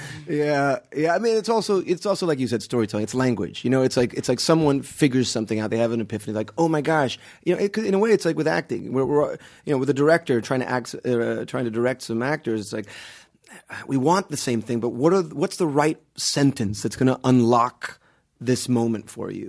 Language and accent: English; Miami, Florida, United States; also born or lived in Guatemala / Palm Beach; I grew up in Miami, so I came when I was about five months old